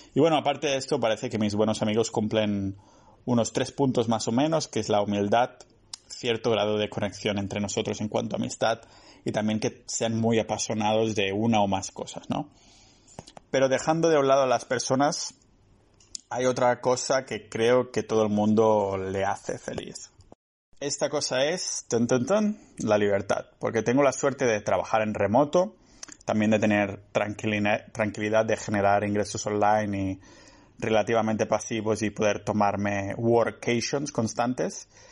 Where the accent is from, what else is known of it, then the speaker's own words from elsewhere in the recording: a village near Barcelona, Catalonia, Spain; moved away; mi pueblo cerca de, de Barcelona